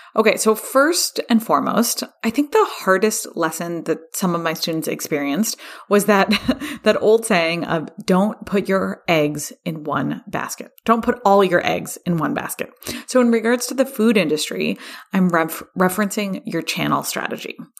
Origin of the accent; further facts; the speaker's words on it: California, United States; here in my home state of California